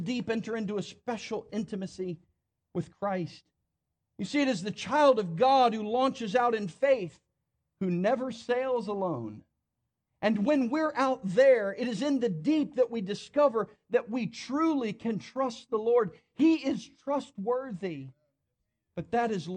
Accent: New Jersey, United States; now in Tennessee, United States; I grew up in New Jersey.

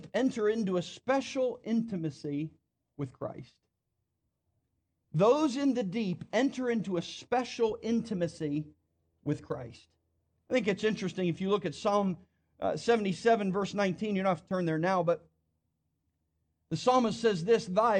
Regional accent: New Jersey, United States; now in Tennessee, United States; I grew up in New Jersey.

